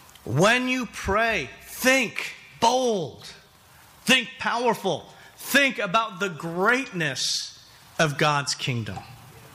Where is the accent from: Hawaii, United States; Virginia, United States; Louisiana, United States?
Hawaii, United States; You know, I came from Hawaii. L.A. is the big city.